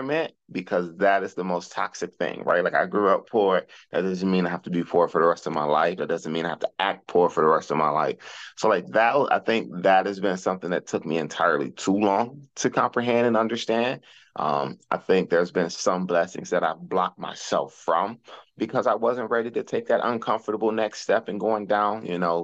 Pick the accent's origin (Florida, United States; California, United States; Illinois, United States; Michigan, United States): Michigan, United States; Detroit; also born or lived in Arkansas; I grew up in Detroit